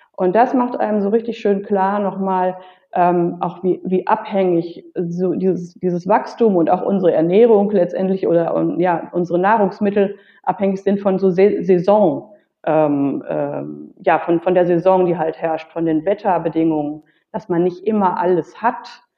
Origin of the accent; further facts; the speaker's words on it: North Rhine-Westphalia, Germany; also born or lived in Berlin; now in Mallorca, Spain; als Kind schon ähm, damals in, in, in meiner Heimat, das ist Westfalen